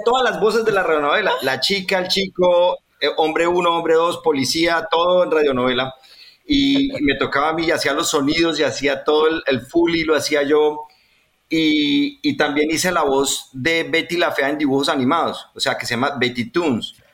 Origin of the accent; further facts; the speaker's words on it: Colombia; yo como colombiano estoy en los suburbios